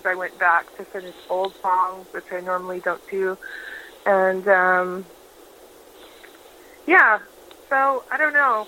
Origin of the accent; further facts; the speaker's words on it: Prince Rupert, British Columbia, Canada; I grew up in Prince Rupert, BC, which is northern British Columbia